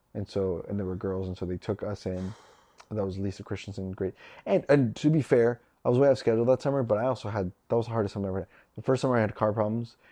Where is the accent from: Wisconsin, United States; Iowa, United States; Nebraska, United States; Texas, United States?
Nebraska, United States; I'm from Nebraska.